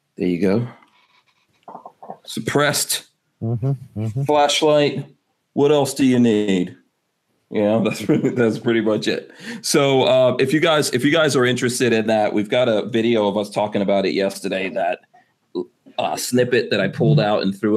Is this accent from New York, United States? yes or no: yes; New York, United States; as a New Yorker